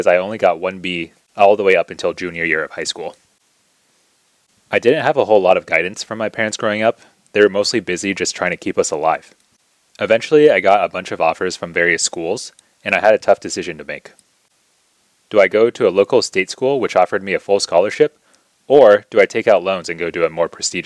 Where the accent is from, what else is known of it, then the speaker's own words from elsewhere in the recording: United States; also born or lived in China; eventually immigrated over to the United States when I was 4 years old